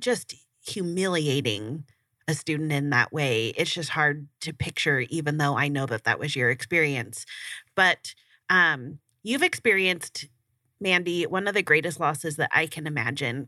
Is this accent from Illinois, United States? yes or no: no; Burbank, California, United States; I grew up in Burbank